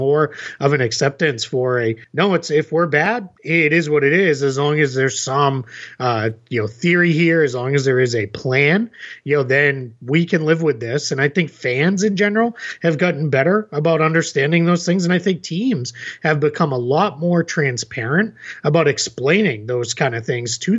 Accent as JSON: {"language": "English", "region": "Massachusetts", "country": "United States", "tie": "born or raised there", "moved": "yes", "lives_now": "Orlando, United States", "said": "I grew up in Massachusetts and moved here"}